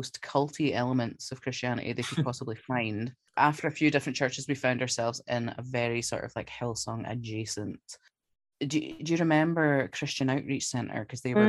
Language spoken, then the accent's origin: English; Glasgow, Scotland, United Kingdom; I'm from Glasgow in Scotland